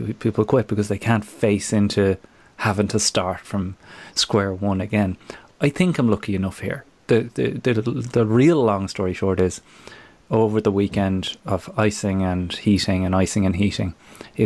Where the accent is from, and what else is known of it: Ireland; moved away